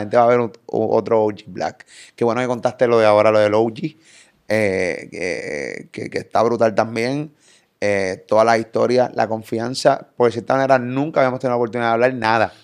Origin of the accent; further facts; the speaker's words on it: Carolina, Puerto Rico; Yo soy de Carolina